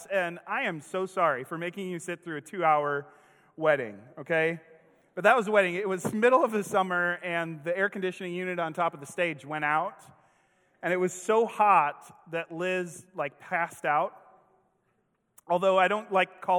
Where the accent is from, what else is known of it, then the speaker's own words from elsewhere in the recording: Kenosha, Wisconsin, United States; now in Springfield, United States; I grew up with in Kenosha, Wisconsin